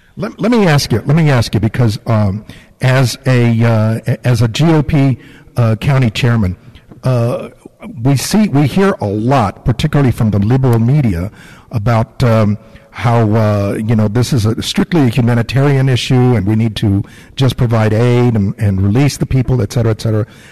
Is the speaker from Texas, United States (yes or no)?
yes; Laredo, Texas, United States; now in San Antonio, United States; I I was born in Laredo. My parents uh, grew up in Laredo.